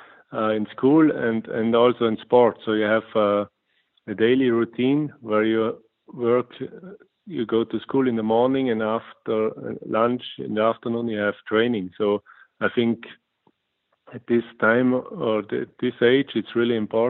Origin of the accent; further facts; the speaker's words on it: St. Anton am Arlberg, Tyrol, Austria; English is a second language; St. Anton at my hometown